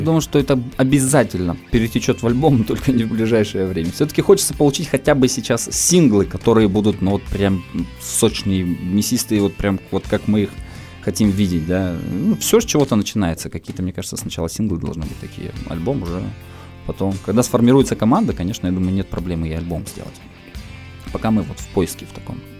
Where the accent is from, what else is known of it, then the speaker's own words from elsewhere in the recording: Komsomolsk-on-Amur, Khabarovsk Krai, Russia; moved away as an adult; now in Khabarovsk, Russia; Я вообще из Комсомольска